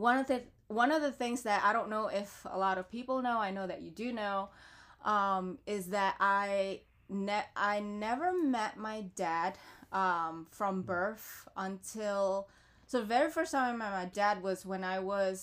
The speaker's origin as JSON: {"language": "English", "town": "Philadelphia", "region": "Pennsylvania", "country": "United States", "tie": "born or raised there", "said": "And just growing up in Philadelphia, and I've always been in Philadelphia, like I never really moved anywhere else, so I can't say born and raised in Philadelphia, but definitely a South Philly girl."}